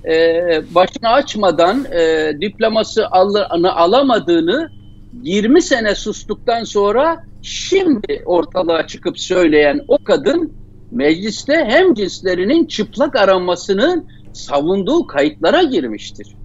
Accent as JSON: {"language": "Turkish", "town": "Çaykara", "region": "Trabzon", "country": "Turkey", "said": "Biz mesela ben e, Trabzonluyum. Bizim Çaykara'da öyledir Trabzon'da. Çok yüksek dağlık yerlerdir."}